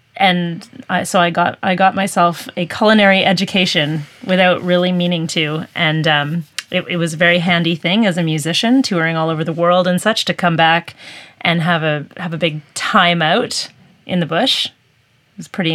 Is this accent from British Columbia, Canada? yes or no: yes; Peace River Valley, British Columbia, Canada; I grew up in the Peace River Valley